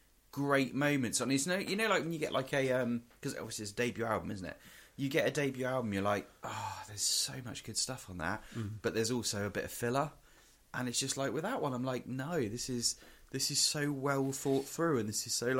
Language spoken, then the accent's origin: English; England, United Kingdom; we're from England and all this kind of stuff.